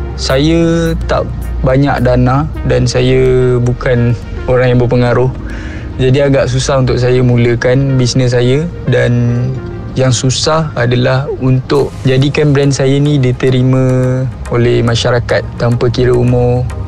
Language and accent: Malay; Ampang, Kuala Lumpur, Malaysia; also born or lived in Seremban; saya berasal dari Ampang, Kuala Lumpur